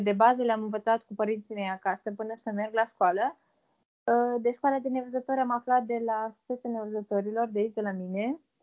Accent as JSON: {"language": "Romanian", "town": "Vaslui", "region": "Vaslui County", "country": "Romania", "also_born_or_lived": "Târgu Frumos", "said": "în orașul în care locuiesc, sunt din Vaslui"}